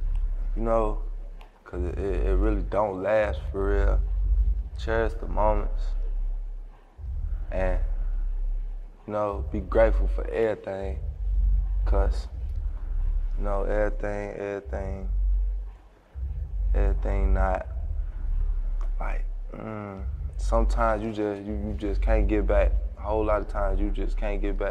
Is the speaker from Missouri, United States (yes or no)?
yes; St. Louis, Missouri, United States; born or raised there